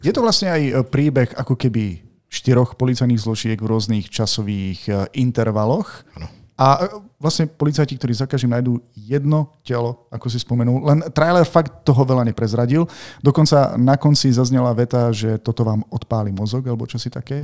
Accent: Martin, Žilina Region, Slovakia; u nás v Martine

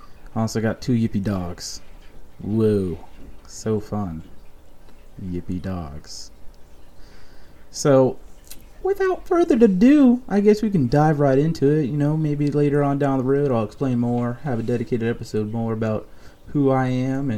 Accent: Rhode Island, United States; now in North Carolina, United States; I'm originally from the Great White North, a.k.a. Rhode Island, New England

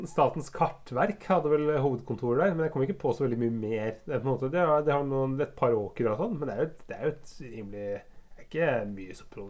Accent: Røyken, Buskerud, Norway; vi er fra Røyken.

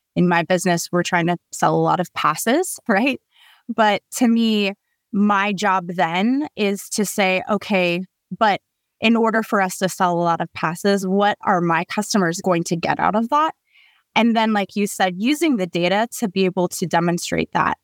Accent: Colorado, United States; I grew up in Colorado

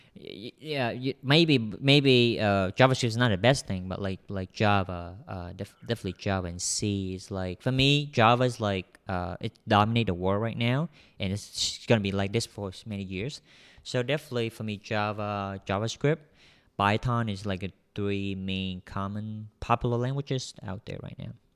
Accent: Vietnam; English is a second language; I'm a Vietnamese. Vietnamese. So I'm um, I'm came from Vietnam.

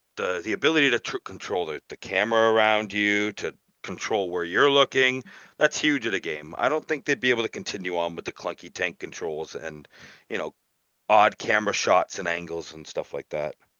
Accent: Hamilton, Ontario, Canada; my hometown here in, uh, Hamilton, Ontario, Canada.

